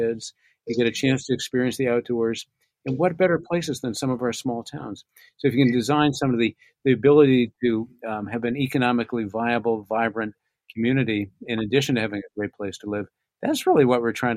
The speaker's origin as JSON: {"language": "English", "town": "Newport", "country": "United States", "tie": "born or raised there", "said": "I grew up in Newport."}